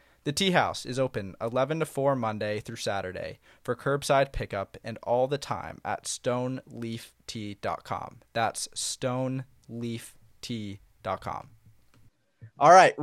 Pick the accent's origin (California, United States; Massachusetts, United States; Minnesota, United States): Massachusetts, United States; Concord; I come from Concord, Massachusetts, a little town outside of Boston.